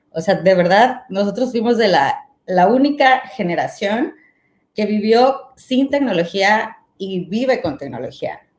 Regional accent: Mexico; moved away as an adult; y terminando la carrera me fui a vivir fuera de México y este, y pues me empecé a meter mucho en el rollo del arte

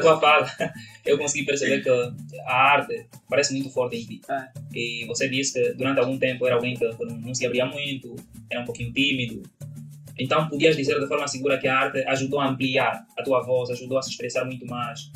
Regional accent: Angola; accent: Angolan; now in Brazil; eu sou angolano

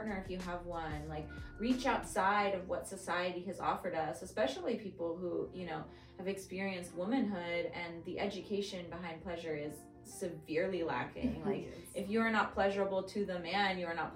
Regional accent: Los Angeles, California, United States; also born or lived in Seattle; I am originally from Los Angeles, but I was living in Seattle at the time

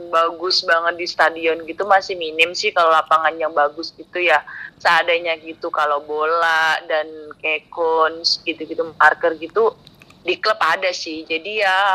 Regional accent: Yogyakarta, Special Region of Yogyakarta, Indonesia; Dari Jogja dong.

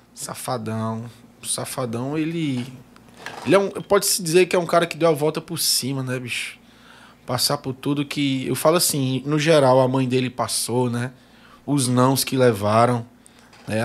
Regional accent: Ceará, Brazil; eu sou original do Ceará

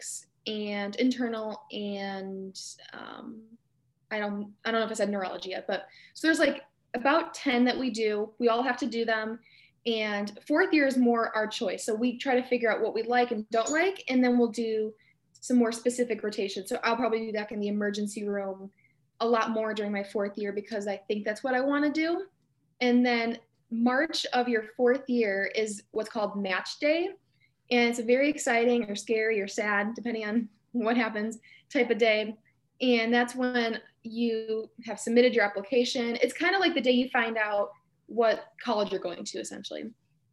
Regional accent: Macomb area, near Detroit, Michigan, United States; now in Lansing, United States; I'm from the Macomb area. It's near Detroit

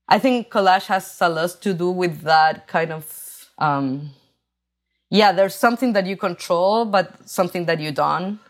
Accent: Chile; English is a second language; moved away as an adult; now in New York, United States; I grew up in Chile

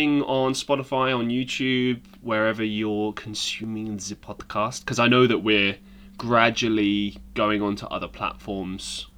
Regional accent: England, United Kingdom; moved away as an adult; I'm English

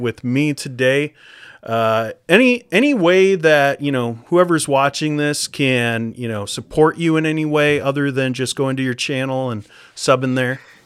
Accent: United States; moved away as an adult; now in Canada; I'm from the States

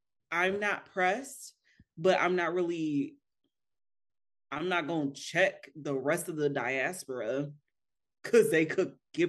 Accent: United States; As a Black American

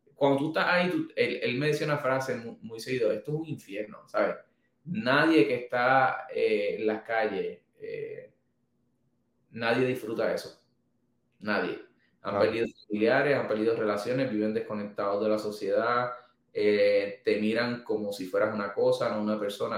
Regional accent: Manatí, Puerto Rico; volví para Manatí, que es, mi, es mi pueblo, es donde está nuestra oficina

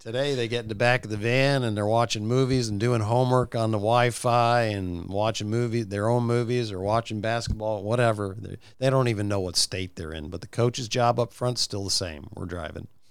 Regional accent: Midwest, United States; moved away as an adult; also born or lived in Bowling Green; I was from the Midwest

